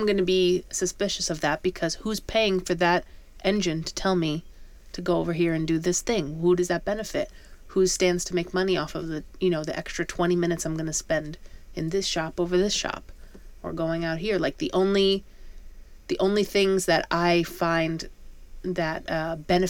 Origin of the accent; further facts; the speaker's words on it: around New York City, United States; growing up around New York City